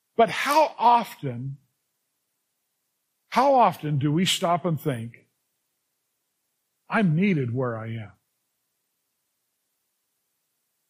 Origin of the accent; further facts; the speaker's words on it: Los Angeles, California, United States; also born or lived in Culver City, California / Venice, California; Grew up in the San Fernando Valley